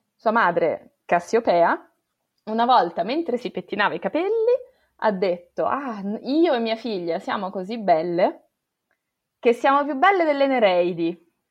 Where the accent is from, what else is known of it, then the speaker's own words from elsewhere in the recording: Italy; quelli che sono cresciuti in Italia